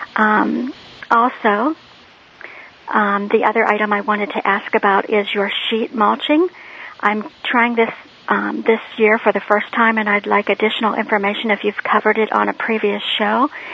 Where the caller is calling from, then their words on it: Northeast Ohio, United States; I'm calling from Northeast Ohio